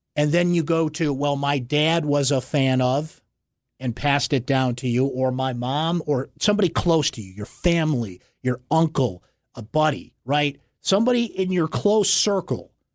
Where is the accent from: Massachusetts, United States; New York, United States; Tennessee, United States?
New York, United States; Syracuse; I was born and raised in Syracuse, New York.